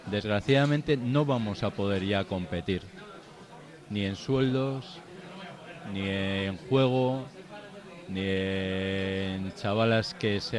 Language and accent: Spanish; Bilbao, Basque Country, Spain; also born or lived in Argentina; Yo soy vasco. Bilbaíno.